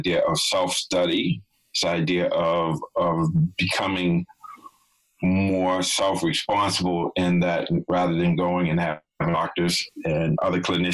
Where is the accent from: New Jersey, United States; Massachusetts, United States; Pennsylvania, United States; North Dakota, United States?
Massachusetts, United States; Boston; I grew up in Boston and lived in Boston when I got clean